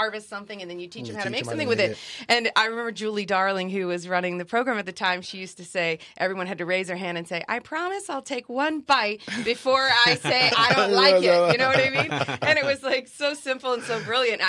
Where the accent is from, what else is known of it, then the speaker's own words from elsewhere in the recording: Germany; now in United States; when we were growing up in Germany